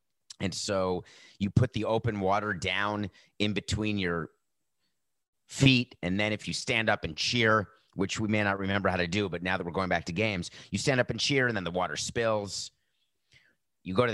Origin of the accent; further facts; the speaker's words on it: New York, United States; as a New Yorker